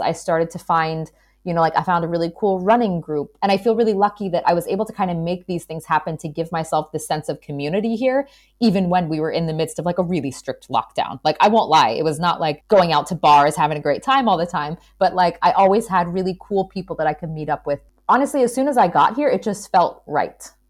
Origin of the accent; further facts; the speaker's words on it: United States; moved away as an adult; also born or lived in New York / Portugal; now in Hamburg, Germany; as an American